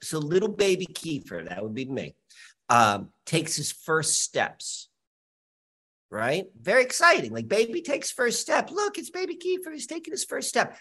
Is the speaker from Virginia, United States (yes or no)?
yes; Richmond, Virginia, United States; also born or lived in Columbia, Maryland; 5 years old, we moved from Columbia, Maryland to Richmond, Virginia